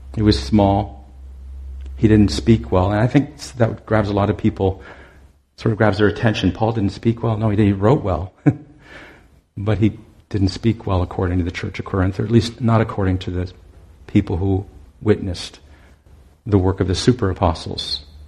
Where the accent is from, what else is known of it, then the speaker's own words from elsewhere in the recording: Owen Sound, Ontario, Canada; moved away; I'm from Owen Sound originally, and I'd returned there to work for them for a summer